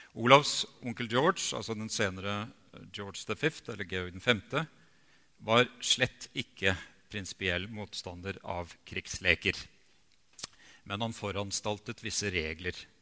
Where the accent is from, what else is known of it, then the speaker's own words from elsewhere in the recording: Bjerkvik, Nordland, Norway; moved away; jeg hadde fire år av barndommen i Bjerkvik